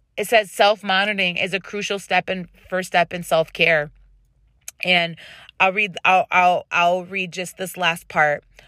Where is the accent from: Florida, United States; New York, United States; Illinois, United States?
New York, United States; Rochester; accent: Rochester; my Rochester accent is coming out